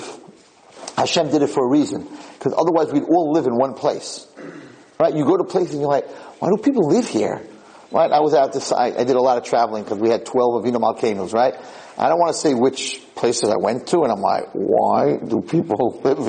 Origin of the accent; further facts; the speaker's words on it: Monsey, New York, United States; I'm a Muncie boy